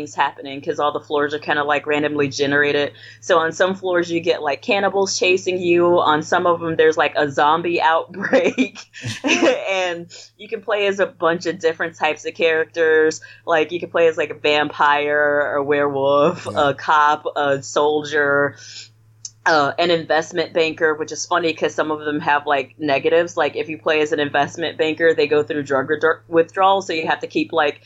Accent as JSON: {"language": "English", "region": "Illinois", "country": "United States", "tie": "born or raised there", "also_born_or_lived": "Louisiana", "said": "Originally I'm from Illinois"}